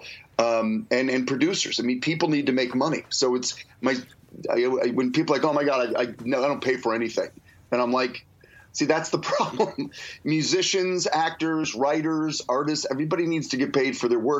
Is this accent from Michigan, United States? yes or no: yes; Detroit, Michigan, United States; moved away as an adult; I grew up in Detroit